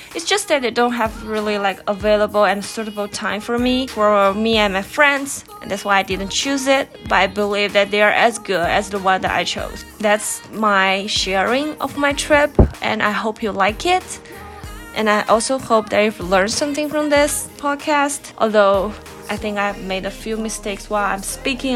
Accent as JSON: {"language": "English", "country": "China", "tie": "born or raised there", "second_language": "English", "moved": "yes", "lives_now": "Pittsburgh, United States", "said": "back in China where I grew up."}